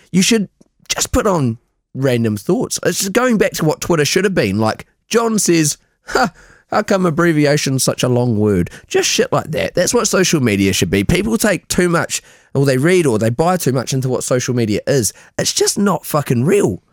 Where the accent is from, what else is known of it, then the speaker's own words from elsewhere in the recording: New Zealand; now in Scotland, United Kingdom; I'm from New Zealand, live in Scotland